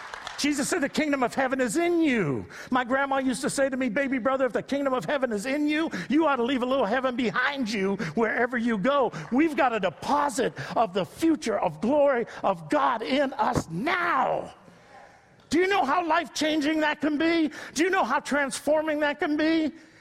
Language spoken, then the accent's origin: English; Youngstown, Ohio, United States; I was raised in Youngstown, not in cushy Akron. I was in Youngstown. Sorry, LeBron, I was from Youngstown.